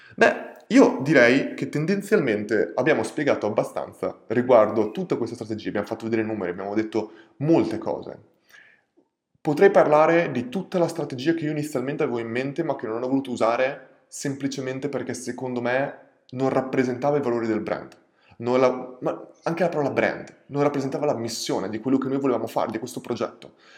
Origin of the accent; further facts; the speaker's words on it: Ferrara, Emilia-Romagna, Italy; sono di Ferrara e molte volte facevo quella strada